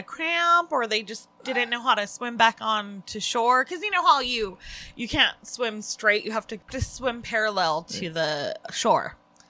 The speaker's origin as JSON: {"language": "English", "region": "California", "country": "United States", "said": "we're from California."}